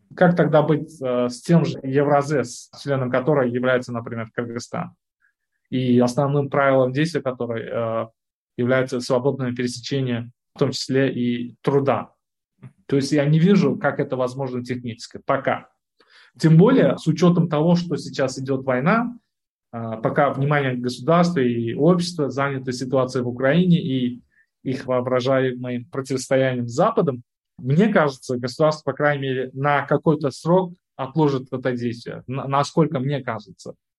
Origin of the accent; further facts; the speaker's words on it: Uzbekistan; Я вот родом из Узбекистана